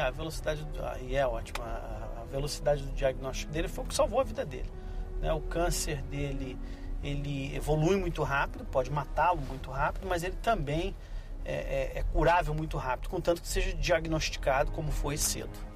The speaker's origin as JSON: {"language": "Portuguese", "country": "Brazil", "moved": "yes", "lives_now": "Canada", "said": "eu, como brasileiro"}